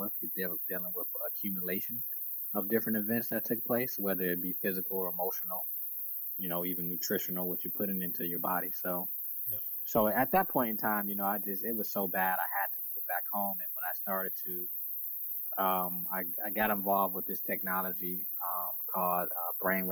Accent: Detroit, Michigan, United States; also born or lived in South Florida; I'm originally from Detroit, and grew up 8 mile, East 8 mile in Detroit. Went to school in Detroit schools my whole life.

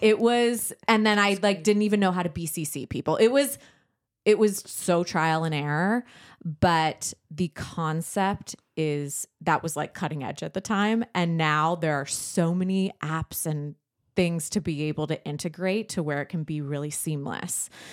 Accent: San Diego, California, United States; we grew up in San Diego

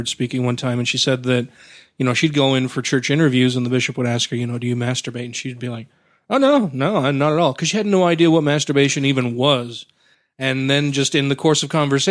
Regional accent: Utah, United States; I'm born and raised in Utah.

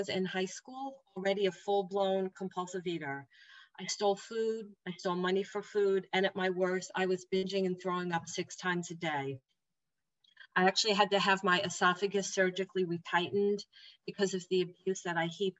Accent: New Jersey, United States; I'm from New Jersey.

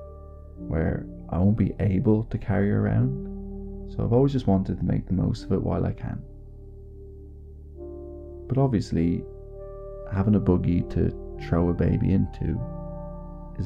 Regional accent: Ireland; being Irish

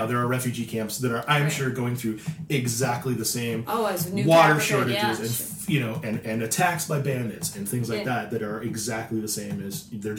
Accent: Las Vegas, Nevada, United States; My hometown is here in Vegas.

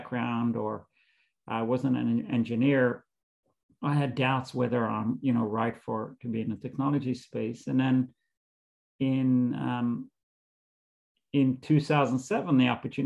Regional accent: Israel; moved away as an adult; now in United States; I grew up in Israel. I lived there until I came to the States to do a graduate degree at Columbia

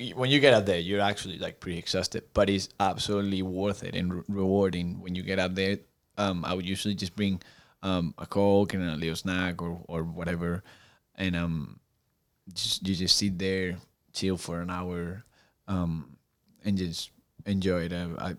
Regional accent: Spain; English is a second language; now in Chattanooga, United States; And I like when I grew up in Spain, it's kind of like an outdoors place, kind of like Chattanooga is.

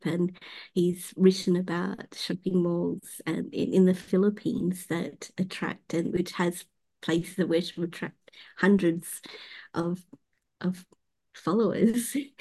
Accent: Perth, Western Australia, Australia; I was born in the same suburb that I, well, in the neighboring suburb that I live in, and I've worked and went to school and university in the same suburb.

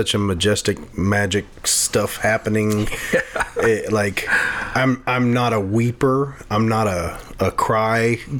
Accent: Lake Charles, Louisiana, United States; Lake Charles.

